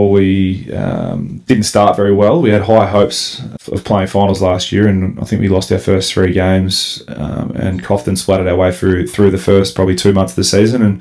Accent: Melbourne, Victoria, Australia; I come from Melbourne four and a half hours up here into the bush

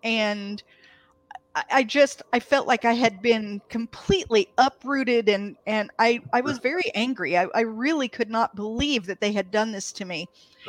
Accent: Canton, Ohio, United States; also born or lived in Athens, Greece; So I was born in Athens, Greece. My dad was in the Air Force, and there was a joint Air Force base there. And I don't remember it. We moved when I was 2. I was in Canton, Ohio.

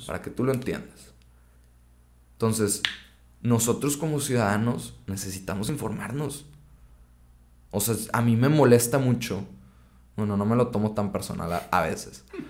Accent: Mexico; como mexicanos

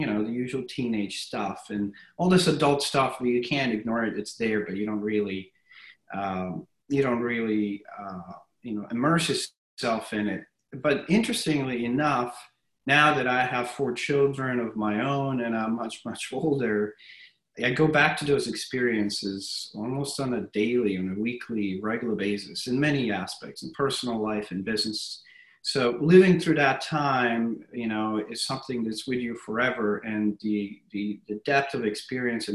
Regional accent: Tuzla, Federation of Bosnia and Herzegovina, Bosnia & Herzegovina; now in United States; I was born in Tuzla in 1977, and to a wonderful family and a wonderful community. And, did my school there and did my electrical engineering high school

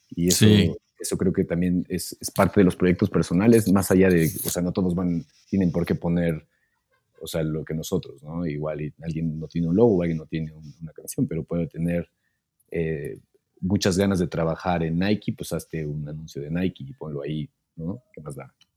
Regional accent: Mexico; moved away as an adult; now in Germany; vivir fuera de, mi país por un tiempo

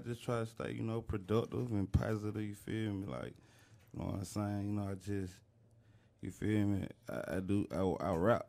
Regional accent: Riverdale, Georgia, United States; I'm from Riverdale, Georgia.

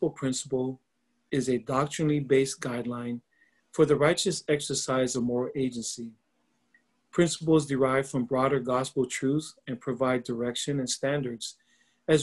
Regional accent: Laie, Hawaii, United States; I'm from Laie, Hawaii. It is a small town on the north shore of Oahu.

